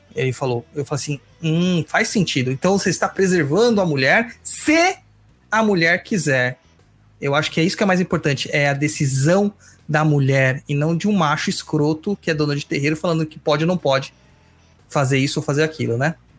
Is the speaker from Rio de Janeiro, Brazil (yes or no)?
no; São Paulo, Brazil; eu e o Luiz somos de São Mateus originalmente, né? Nós nascemos e crescemos